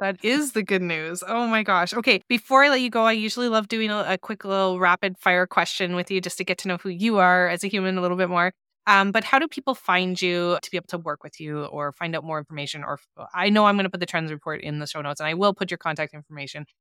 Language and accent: English; Canada; I'm from Canada